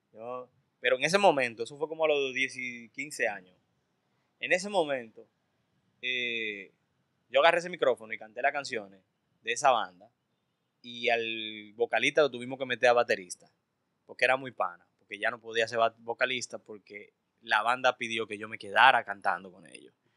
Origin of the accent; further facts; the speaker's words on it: Santo Domingo, Distrito Nacional, Dominican Republic; also born or lived in Cabarete / Sosúa; yo me crié por Arroyo Hondo, entre Arroyo Hondo, entre, entre el Mirador Sur. Y luego por ahí por Gascue.